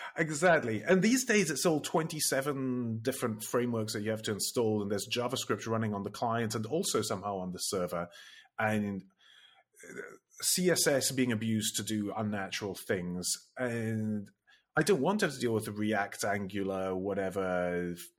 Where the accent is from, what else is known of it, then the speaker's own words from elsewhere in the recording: Italy; I grew up in Italy